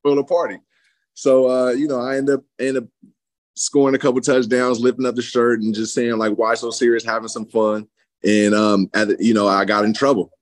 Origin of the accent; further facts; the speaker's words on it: San Francisco, California, United States; moved away as an adult; also born or lived in Fairfield, California / Lexington, Kentucky; I came from San Francisco, was the yeah. inner city point.